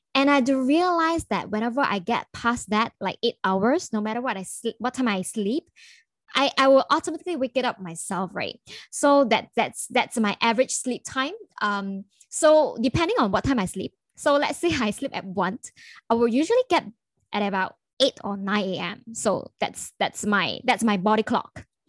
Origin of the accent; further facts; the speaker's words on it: Kuala Lumpur, Malaysia; I'm from Kuala Lumpur